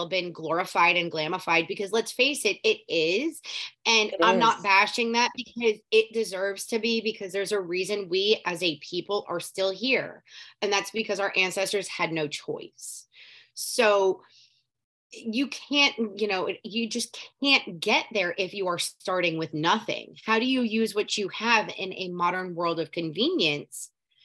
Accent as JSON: {"language": "English", "region": "Southeast Florida", "country": "United States", "tie": "born or raised there", "also_born_or_lived": "Palm Beach County, Florida / Coral Springs, Florida", "moved": "as an adult", "lives_now": "North Central Florida, United States", "said": "I was raised, born and raised Florida native, but I was born in Southeast Florida. And now I live in North Central Florida."}